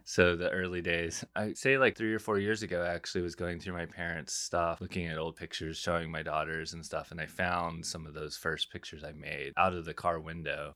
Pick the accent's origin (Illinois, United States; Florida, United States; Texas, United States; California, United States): Texas, United States; San Angelo; I grew up in San Angelo, which is this little West Texas town